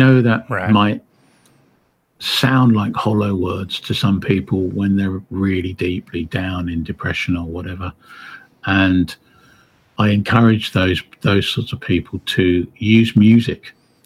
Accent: Windsor, South East England, United Kingdom; I was raised in Windsor, Berkshire, where the castle is

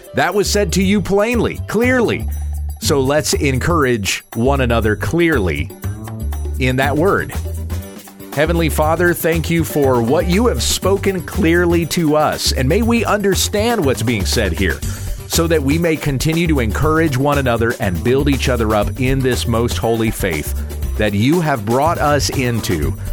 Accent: United States; also born or lived in Texas; I'm an American. I live in Texas.

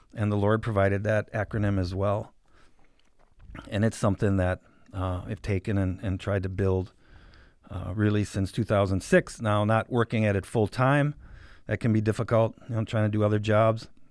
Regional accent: Sheboygan Falls, Wisconsin, United States; also born or lived in Milwaukee, Wisconsin; now in Green Bay, United States; originally I'm from Sheboygan Falls, Wisconsin. Grew up, uh, my entire life in Sheboygan County.

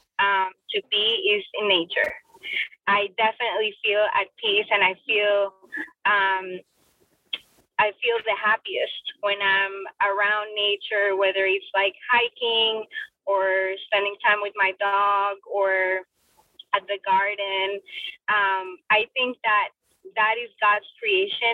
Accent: Bogotá, Colombia; English is a second language; also born or lived in Florida, United States; now in United States; I was born and raised in Bogota, Colombia

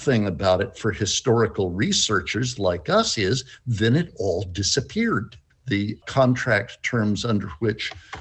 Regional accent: Canada; now in New Zealand; I hide out as a Canadian

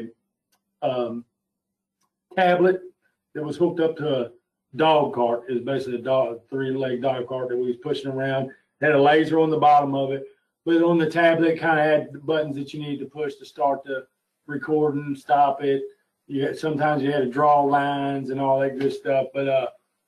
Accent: Louisville, Kentucky, United States; I'm from Louisville, Kentucky, born and raised

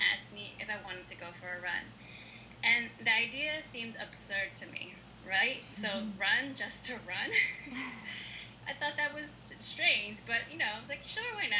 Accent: Hackensack, New Jersey, United States; now in Philadelphia, United States; I grew up in Hackensack, New Jersey, and my parents came to the U.S. from Ecuador in the 1970s.

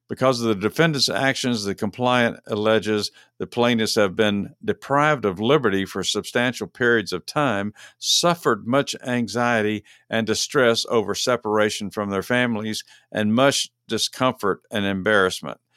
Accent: Texas, United States; moved away as an adult; now in Georgia, United States; I'm from Texas originally, but I haven't lived there in forty years.

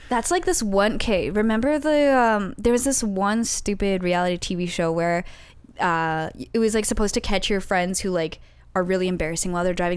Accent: London, Ontario, Canada; moved away; I'm from London, Ontario

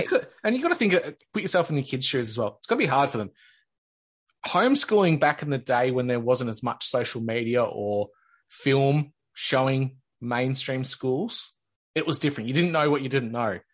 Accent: Australia; as an Australian kid? Because our schools just don't operate the way the states

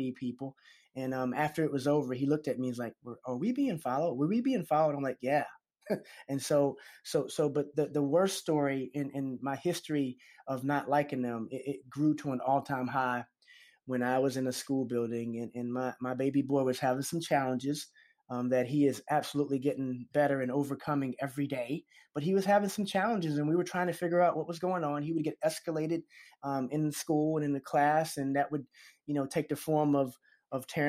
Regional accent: the South, United States; any other black boy growing up in the South

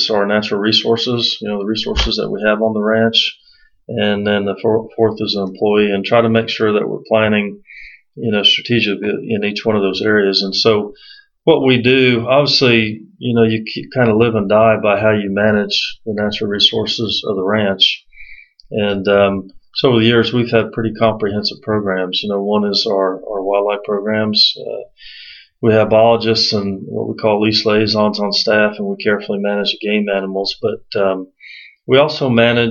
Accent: Central Florida, United States; I actually grew up in Central Florida

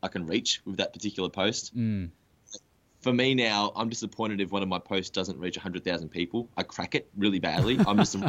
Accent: Australia; We're from Australia

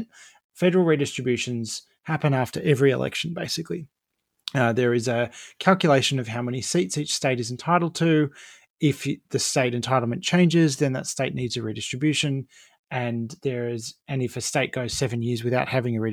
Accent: Campbelltown, New South Wales, Australia; I grew up in Campbelltown in the southwest of Sydney.

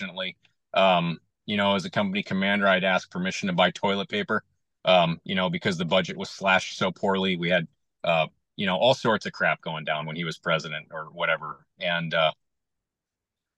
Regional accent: Connecticut, United States; moved away as an adult; also born or lived in Fort Rucker, Alabama / Fort Riley, Kansas / Sheboygan County, Wisconsin; now in Wisconsin, United States; I was raised in Connecticut, half hour north of New York City

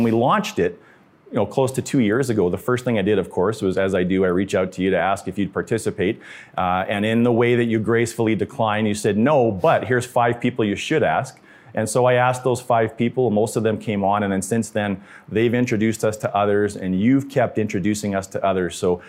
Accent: Canada; So speaking of being Canadian and how polite we are

